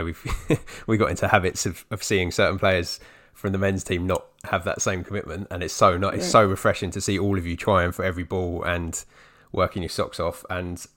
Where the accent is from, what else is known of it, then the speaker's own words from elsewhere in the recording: London, United Kingdom; even as a Londoner myself